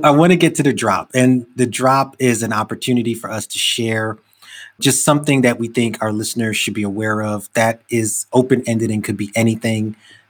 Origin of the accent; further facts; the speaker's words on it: New York City, New York, United States; I grew up in Brownsville